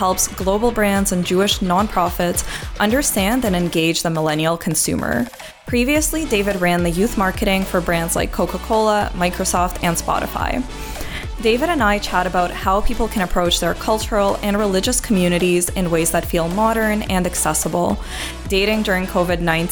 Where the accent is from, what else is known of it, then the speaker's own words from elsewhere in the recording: Ukraine; moved away; I grew up in Ukraine, where it was actually really anti-Semitic